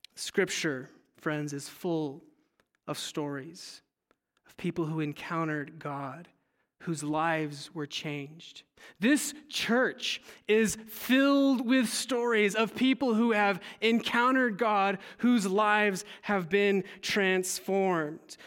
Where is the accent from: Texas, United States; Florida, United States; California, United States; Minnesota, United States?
California, United States; moved away; I'm originally from California, and as a teenager, I attended a Saddleback church with my family